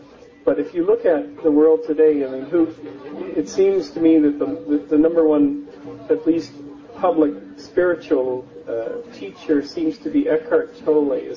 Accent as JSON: {"language": "English", "country": "Canada", "tie": "born or raised there", "also_born_or_lived": "Northern California, United States", "moved": "as an adult", "lives_now": "California, United States", "said": "I'm a Canadian raised in the mountains, the Rocky Mountains of Canada, and exported myself to the United States in the mid-80s"}